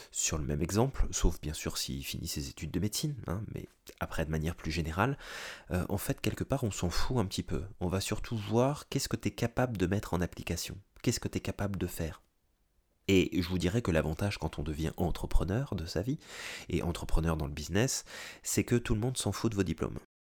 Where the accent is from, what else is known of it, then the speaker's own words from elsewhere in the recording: France; moved away as an adult; now in North America; français, j'ai émigré en Amérique du Nord